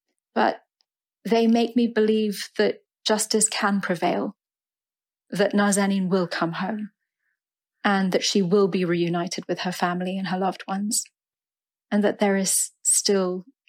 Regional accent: United Kingdom; We're both British-Iranian women and the same age.

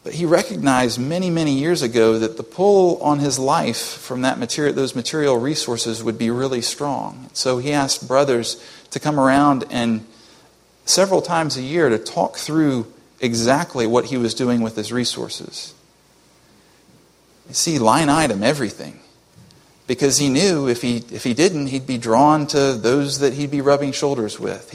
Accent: United States; as an American

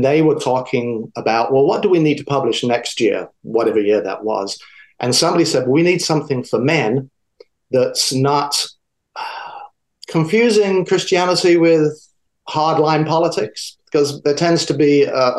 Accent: South of England, United Kingdom; moved away as an adult; also born or lived in DeLand, Florida; now in United States; my accent is from the South. I grew up in the South of England.

